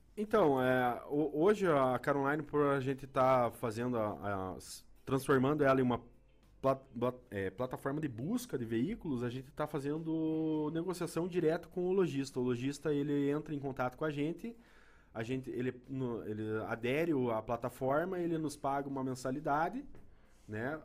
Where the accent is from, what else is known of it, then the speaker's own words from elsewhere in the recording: Guarapuava, Paraná, Brazil; eu nasci em Guarapava